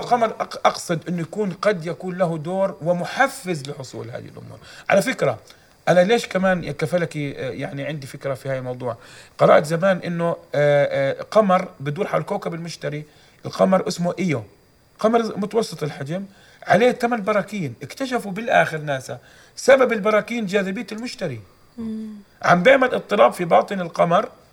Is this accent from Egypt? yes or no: no; Jordan; عندنا في الاردن